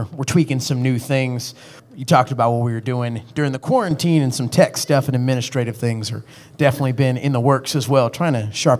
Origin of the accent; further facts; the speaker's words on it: Lexington, South Carolina, United States; also born or lived in Greenville, South Carolina; I'm originally from Lexington, South Carolina, but I went to Furman.